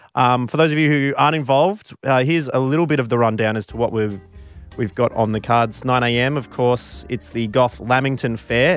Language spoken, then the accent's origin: English; Warrnambool, Victoria, Australia; growing up in Warrnambool, we definitely had more goths